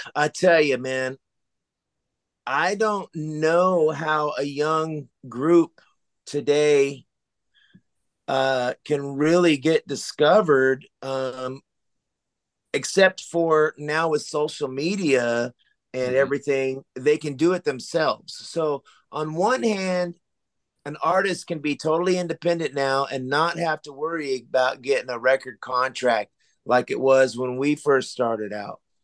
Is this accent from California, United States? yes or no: yes; Sacramento, California, United States; where I grew up in South Sacramento was kind of the ghetto